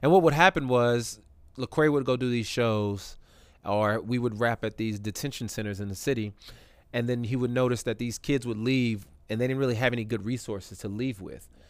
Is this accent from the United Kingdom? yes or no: no; California, United States; moved away as an adult; also born or lived in Canada / Tuskegee, Alabama; now in Atlanta, United States; I grew up most of my life in in California